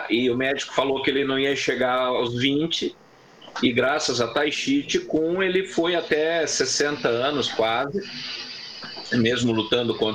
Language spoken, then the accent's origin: Portuguese; Curitiba, Paraná, Brazil; moved away; Eu, inclusive, eu sempre comento que eu vim de Curitiba é, buscando qualidade de vida.